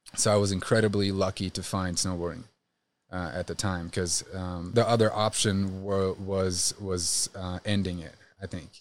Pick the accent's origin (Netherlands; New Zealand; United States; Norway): Norway; Trondheim, Trøndelag; I grew up in, uh, Well, in Norway, it's considered a city. It's called Trondheim